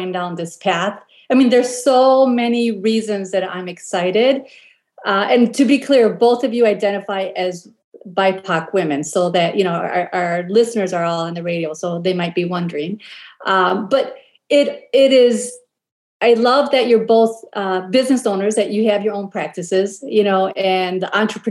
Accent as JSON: {"language": "English", "town": "Chicago", "region": "Illinois", "country": "United States", "tie": "born or raised there", "moved": "yes", "said": "when I go back home to Chicago to visit relatives"}